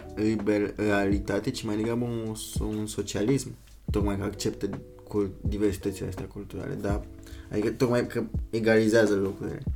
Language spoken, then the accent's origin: Romanian; Bucharest, Romania; moved away as an adult; also born or lived in Germany; sunt din București, România